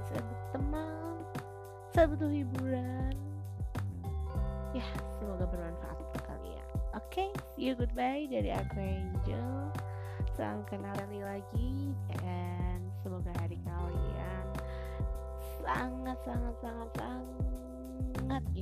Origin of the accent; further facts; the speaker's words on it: Semarang, Central Java, Indonesia; Dan tempat tinggal aku asal aku dari Semarang